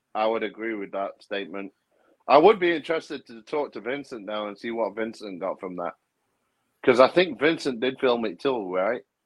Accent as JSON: {"language": "English", "country": "United Kingdom", "said": "that's part of being British"}